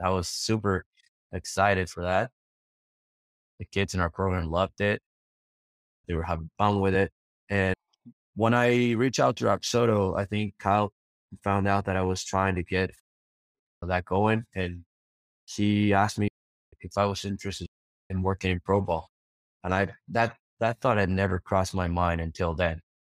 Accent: Argentina; I'm from Argentina.

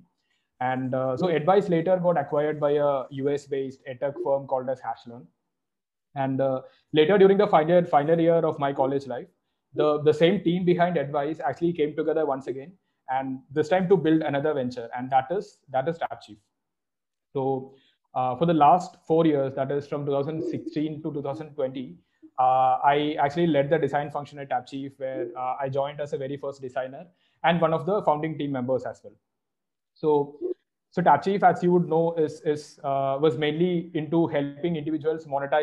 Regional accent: Kerala, India; moved away as an adult; also born or lived in Pilani; I'm originally from Kerala, and I did all my schooling back in Kerala itself.

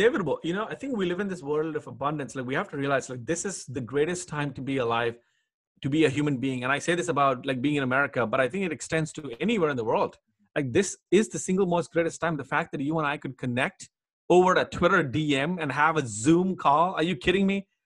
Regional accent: Hyderabad, Telangana, India; I grew up in India in Hyderabad.

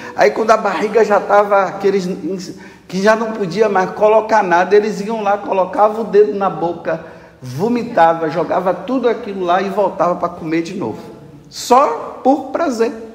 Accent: Brazil; Eu sou brasileiro.

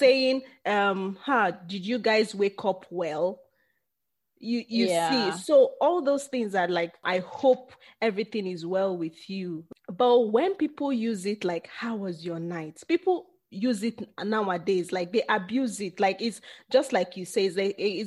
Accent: Nigeria; we Nigerians

